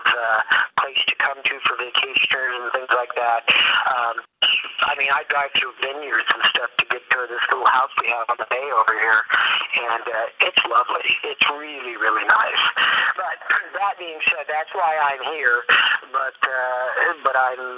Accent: Los Angeles, California, United States; moved away; I was born in Los Angeles and lived there my entire life. I'm a third generation Los Angelian on my mother's side

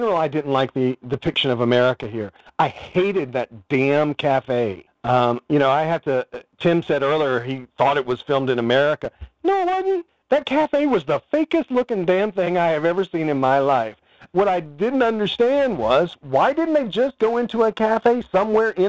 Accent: United States; as an American

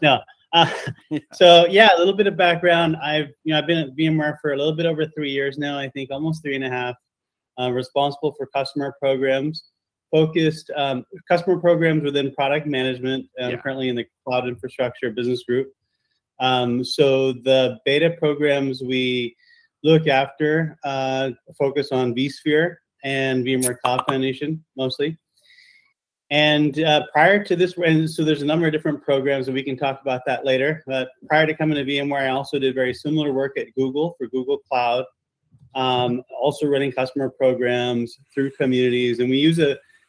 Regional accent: Silicon Valley, San Francisco Bay Area, California, United States; Born and raised in the Bay Area. And matter of fact, Silicon Valley Bay Area native

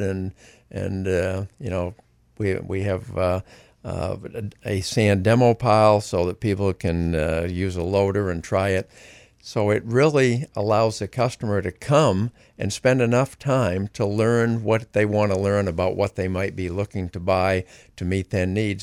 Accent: Greene, Maine, United States; I grew up in Greene and worked on a dairy farm my whole life growing up

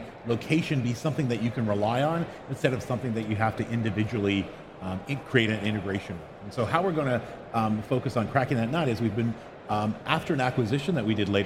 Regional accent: Canada; accent: Canadian; moved away as an adult; now in Bay Area, United States; I'm a Canadian natively, but I moved down to the Bay Area

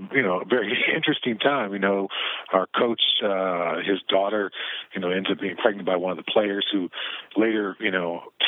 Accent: Southern California, United States; moved away as an adult; also born or lived in Colorado, United States; growing up in Southern California

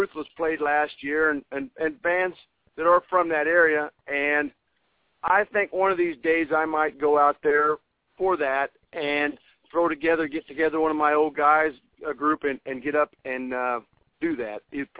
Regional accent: Hillsboro, Illinois, United States; Well, we're from Southern Illinois, Hillsboro, Illinois. It's 65 miles east of St. Louis

